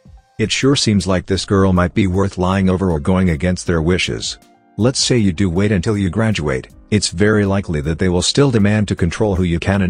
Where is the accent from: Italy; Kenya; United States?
Kenya; moved away as an adult; now in United Kingdom; I'm from Kenya but I'm studying for my undergraduate degree in the United Kingdom. I only arrived a couple months ago.